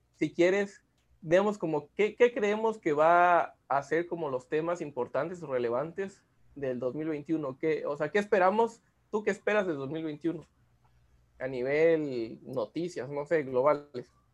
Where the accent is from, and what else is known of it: Mexico